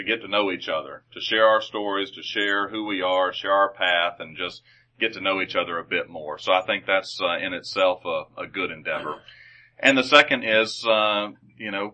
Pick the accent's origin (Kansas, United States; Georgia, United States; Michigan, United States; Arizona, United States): Georgia, United States; Gainesville; also born or lived in Dawson County, Georgia; I grew up in Dawson County, Georgia, just up 400 here, but I went to school at Gainesville City Schools from the time I was in first grade until I graduated as a red elephant in 12th grade